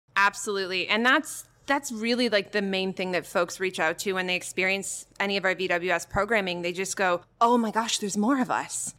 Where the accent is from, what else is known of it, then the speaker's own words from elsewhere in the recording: Canada; moved away; I'm Canadian